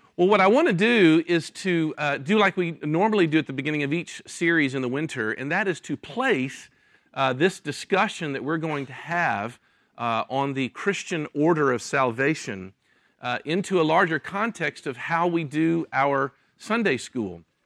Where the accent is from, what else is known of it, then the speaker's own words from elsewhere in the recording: Memphis, Tennessee, United States; moved away as an adult; also born or lived in Jackson, Mississippi; I was born in Memphis, Tennessee, uh, was raised and went to high school, uh, there